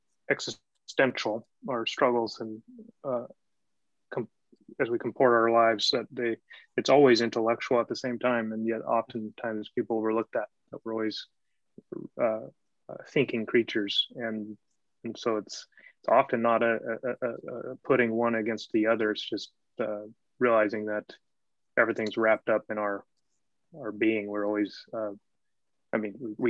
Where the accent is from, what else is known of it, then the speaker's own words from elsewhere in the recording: Washington, United States; moved away as an adult; now in Aberdeen, United Kingdom; I'm from Washington State